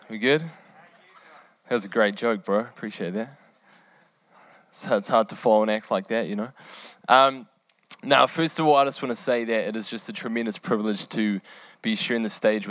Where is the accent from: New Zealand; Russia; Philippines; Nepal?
New Zealand; also born or lived in England; I was born in England. I lived there for eight years. And after that, we moved to New Zealand